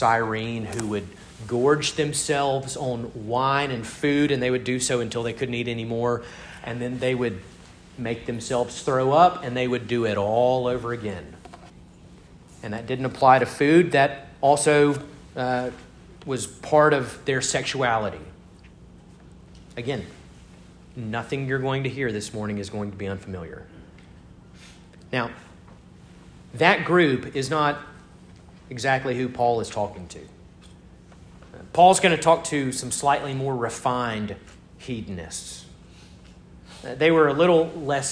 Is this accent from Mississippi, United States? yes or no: yes; Starkville, Mississippi, United States; My hometown has its own Parthenon. It's called Davis Wade Stadium.